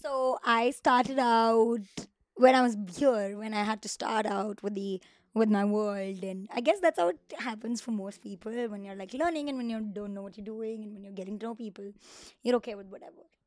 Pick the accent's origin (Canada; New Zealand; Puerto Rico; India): India; Mumbai, Maharashtra; moved away as an adult; now in Los Angeles, United States; I come from Mumbai